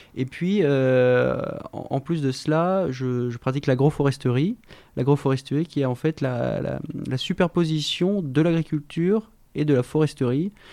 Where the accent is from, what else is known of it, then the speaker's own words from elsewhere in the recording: Somme, Hauts-de-France, France; de Somme, j'ai grandi justement dans ce terroir très riche